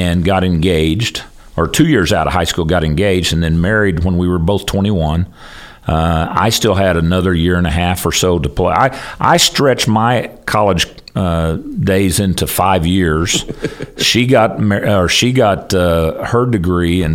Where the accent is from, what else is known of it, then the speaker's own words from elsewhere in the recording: Spiro, Oklahoma, United States; the job in my hometown opened up in Spiro